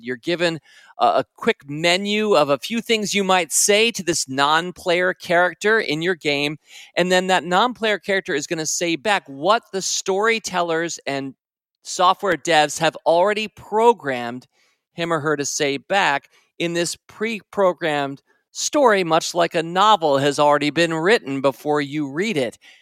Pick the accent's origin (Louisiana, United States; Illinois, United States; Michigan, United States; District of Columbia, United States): District of Columbia, United States; Washington; moved away; also born or lived in North Carolina; As a Washington, D C guy, I had no regional affiliation.